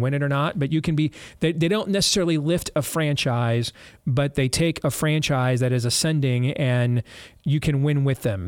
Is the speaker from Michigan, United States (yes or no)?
yes; Michigan, United States; also born or lived in Florida; when we moved to Michigan the weekend before Thanksgiving in nineteen eighty-three, I was ten years old.